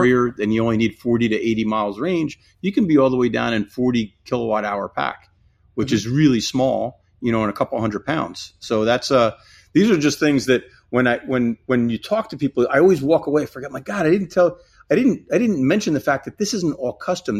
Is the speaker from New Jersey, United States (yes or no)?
yes; New Jersey, United States; I grew up in New Jersey.